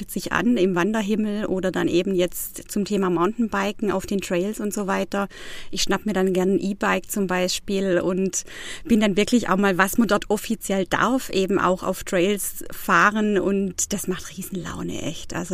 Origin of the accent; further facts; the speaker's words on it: Baiersbronn, Baden-Württemberg, Germany; now in Freiburg, Germany; Ja, ich bin im Nordschwarzwald aufgewachsen, in Bayersbronn, habe da also meine Wurzeln, habe da auch noch meine Familie mehr oder weniger und bin da auch immer wieder gerne, muss ich sagen. Ich lebe jetzt seit zwei Jahren in Freiburg